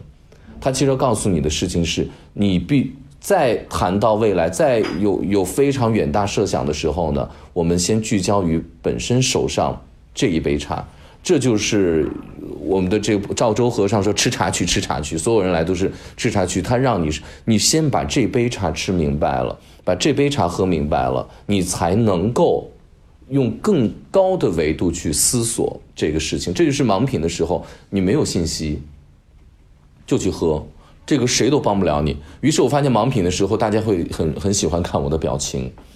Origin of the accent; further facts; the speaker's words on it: Northwest China, China; 我西北人，我们从小也喝这些